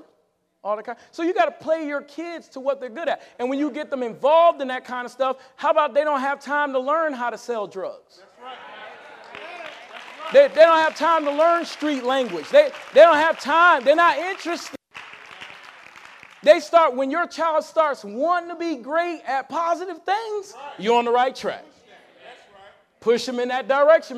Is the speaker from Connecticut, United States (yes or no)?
yes; Connecticut, United States; when we grew up in Connecticut, I was the speaker for the citywide Martin Luther King rally